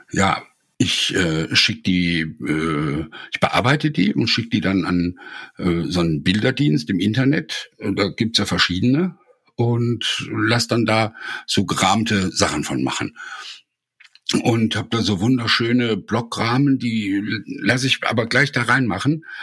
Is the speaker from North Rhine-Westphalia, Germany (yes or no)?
yes; Essen, North Rhine-Westphalia, Germany; now in near Heidelberg, Germany; Ich komme ja aus Essen